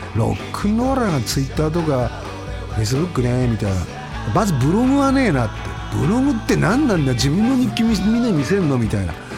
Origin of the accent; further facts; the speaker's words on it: Eastern Japan, Tohoku, Japan; also born or lived in Setagaya, Tokyo; now in Tokyo, Japan; 東日本、まあ、うちの地元なので